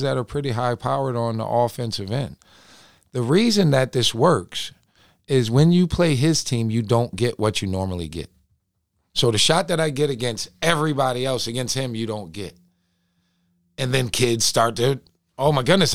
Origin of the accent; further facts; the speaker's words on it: Binghamton, New York, United States; I'm from Binghamton, New York